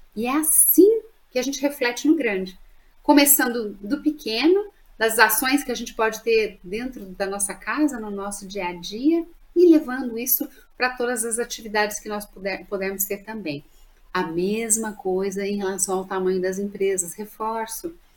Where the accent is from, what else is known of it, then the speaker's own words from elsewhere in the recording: Minas Gerais, Brazil; accent: mineiro; de Minas para me homenagear, eu não nego meu sotaque aí a minha origem